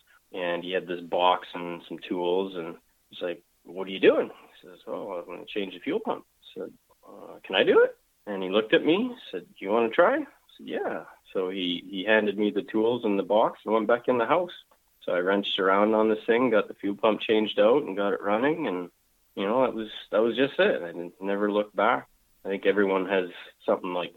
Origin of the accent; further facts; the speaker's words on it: Calgary, Alberta, Canada; I was born and raised in Calgary, Alberta. You know, I'm a true Calgarian